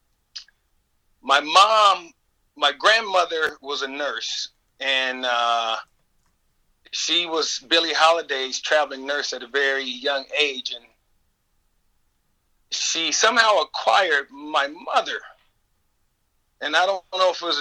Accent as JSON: {"language": "English", "town": "Los Angeles", "region": "California", "country": "United States", "tie": "born or raised there", "said": "we grew up in South Central Los Angeles"}